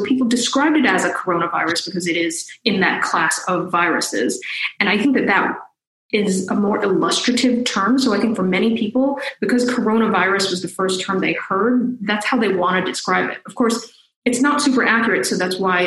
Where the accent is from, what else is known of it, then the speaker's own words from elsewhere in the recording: New Jersey, United States; I grew up in New Jersey